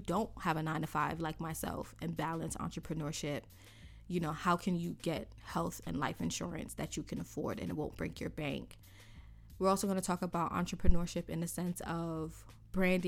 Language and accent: English; New York City, New York, United States; here in New York City, because I'm from New York City